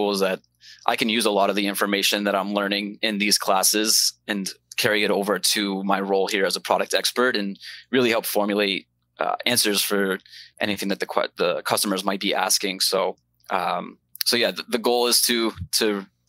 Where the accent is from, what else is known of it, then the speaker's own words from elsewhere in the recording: Maine, United States; moved away as an adult; now in Florida, United States; I'm originally from Maine, grew up in Maine, but I'm in Florida now enjoying the sunshine